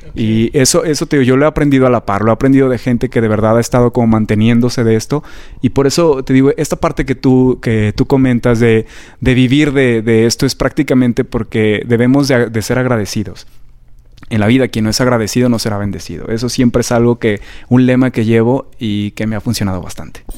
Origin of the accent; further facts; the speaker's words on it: Aguascalientes, Mexico; moved away as an adult; now in Mexico City, Mexico; yo soy originario de Aguascalientes. Siempre presumo de dónde soy porque soy hidrocálido de corazón